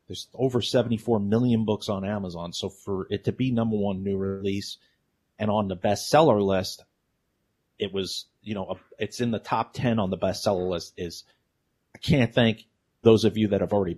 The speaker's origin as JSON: {"language": "English", "town": "New York City", "region": "New York", "country": "United States", "moved": "yes", "said": "I'm from New York City"}